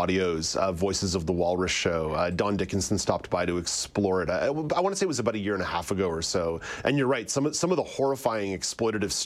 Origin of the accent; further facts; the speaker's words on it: Montreal, Quebec, Canada; growing up in Montreal